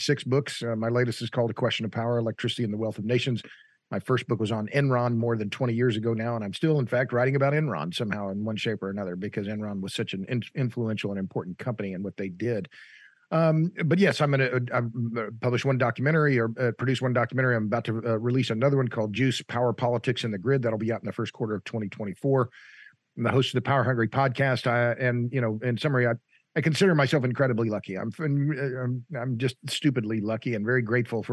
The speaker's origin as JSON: {"language": "English", "town": "Tulsa", "region": "Oklahoma", "country": "United States", "said": "I'm from Tulsa"}